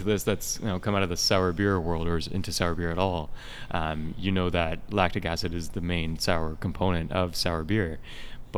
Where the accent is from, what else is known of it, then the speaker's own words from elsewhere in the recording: United States; now in Canada; I'm American myself